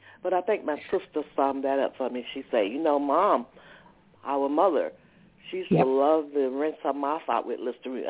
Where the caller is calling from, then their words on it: Atlanta, Georgia, United States; Georgia, Atlanta.